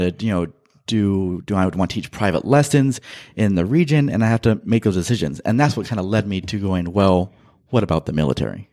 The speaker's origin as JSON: {"language": "English", "area": "Central Valley", "region": "California", "country": "United States", "tie": "born or raised there", "also_born_or_lived": "Manteca, California / Modesto, California / Fresno, California"}